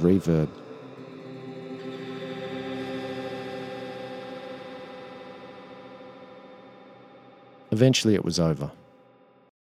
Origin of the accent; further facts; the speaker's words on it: Australia; I'm actually there to represent my country